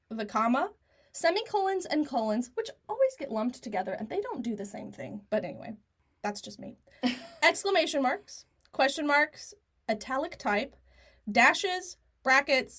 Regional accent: United States

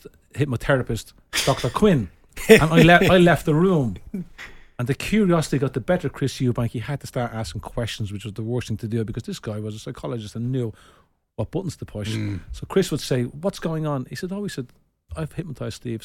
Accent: Ireland; I am an Irish gentleman

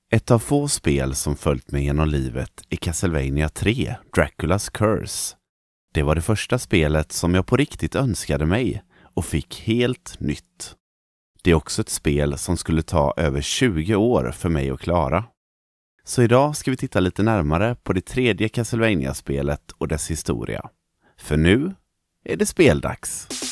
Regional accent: Sweden; här hemma i Sverige

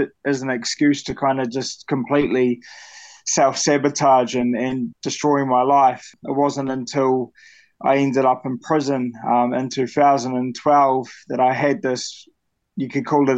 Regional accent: Christchurch, Canterbury, New Zealand; now in Blenheim, New Zealand; I'm originally from Christchurch, New Zealand. I currently live in a small town called Blenheim in Marlborough.

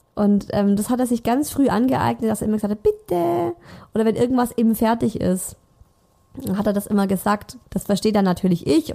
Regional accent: Swabia, Baden-Württemberg, Germany; accent: Swabian; now in Munich, Germany; ich spreche Schwäbisch mit ihm, nicht krasses Schwäbisch, aber es gibt schon viele Wörter, die ich einfach anders ausspreche

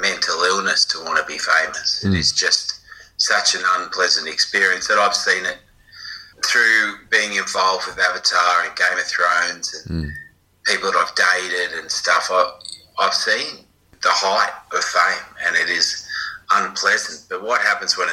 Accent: Cronulla, New South Wales, Australia; I grew up in Cronulla

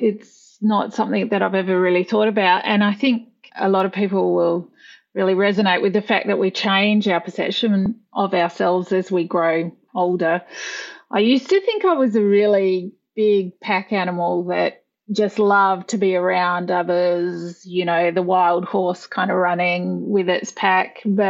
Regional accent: Western Australia, Australia; Yeah, I grew up in Western Australia. I was born in the wheat belt out there, which is, you know, just kind of to the southeast of Perth.

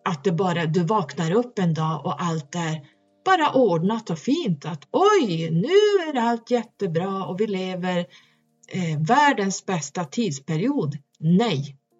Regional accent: Norrland, Sweden; där jag kommer ifrån. det är högst upp

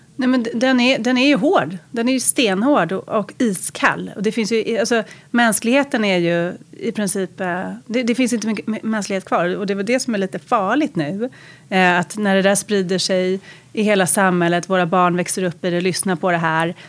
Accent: Lidingö, Stockholm County, Sweden; jag växte upp på Lidingö.

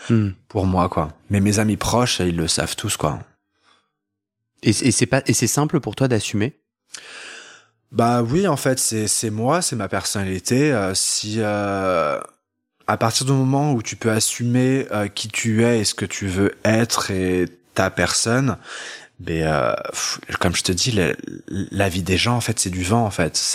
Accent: France; also born or lived in Montpellier / Paris / London / Bordeaux; quand j'étais dans ma dans ma ville natale. Euh, qui est laquelle Tu veux la dire euh, En France Ouais, c'était en France

